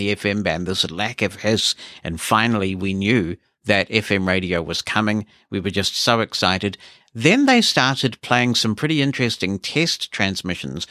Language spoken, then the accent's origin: English; Auckland, New Zealand; I grew up in Auckland, New Zealand's largest city